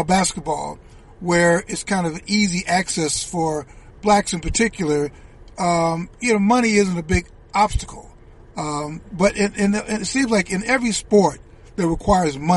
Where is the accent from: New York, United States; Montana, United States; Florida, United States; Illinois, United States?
Illinois, United States; Chicago; I grew up in Chicago